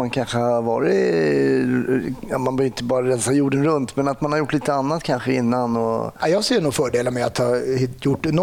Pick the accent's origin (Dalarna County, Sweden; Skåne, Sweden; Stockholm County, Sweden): Stockholm County, Sweden; Stockholm; Jag är uppvuxen eh, söder om eh, Stockholm, i Långbro, Älvsjö.